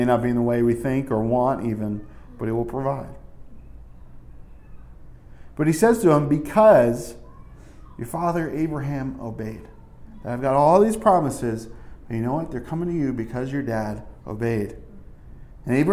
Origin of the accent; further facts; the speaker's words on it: New Jersey, United States; moved away; also born or lived in New York City / upstate New York; When we grew up in Jersey